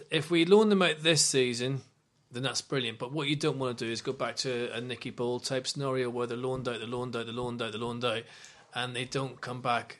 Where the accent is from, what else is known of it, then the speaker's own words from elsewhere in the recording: Northern Ireland, United Kingdom; I'm Northern Irish.